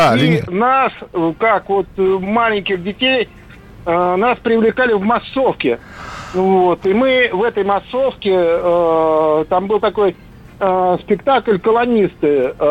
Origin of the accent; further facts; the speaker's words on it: Saint Petersburg, Russia; в это время это Санкт-Петербург. Угу, в Ленинград